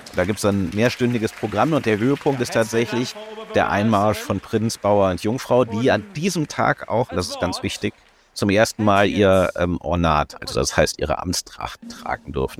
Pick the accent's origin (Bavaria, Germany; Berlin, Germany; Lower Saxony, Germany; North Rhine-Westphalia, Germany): North Rhine-Westphalia, Germany; Cologne